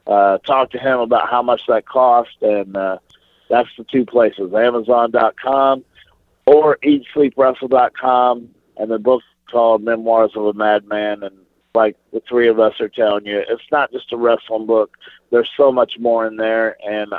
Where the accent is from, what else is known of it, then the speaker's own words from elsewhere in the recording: Flora, Illinois, United States; I'm a small town kid, you could look it up. I'm from Flora, Illinois, a town of 5,080 people